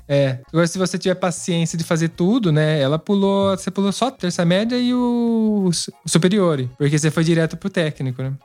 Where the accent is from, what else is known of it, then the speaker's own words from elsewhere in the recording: Brazil; moved away as an adult; now in Italy; a gente vem do Brasil